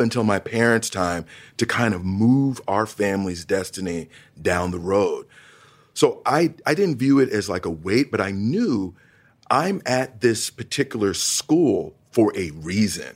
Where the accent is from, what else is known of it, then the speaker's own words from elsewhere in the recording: East Orange, New Jersey, United States; also born or lived in Montclair, New Jersey; growing up in northern New Jersey, twenty minutes outside of New York City